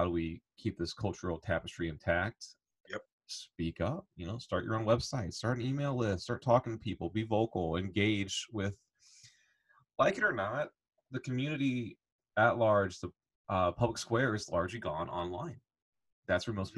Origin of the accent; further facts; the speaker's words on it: Illinois, United States; moved away; also born or lived in Indiana / Southern Alabama; I grew up in Illinois, and sports are very dominant there